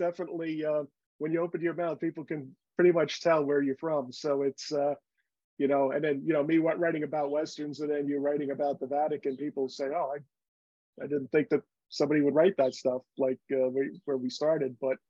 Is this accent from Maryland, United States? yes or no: no; Bronx, New York, United States; I was born in Union Hospital off the Grand Concourse and Fordham Road, and then I grew up on Bainbridge at Bedford Park, right near Moshalloo Parkway.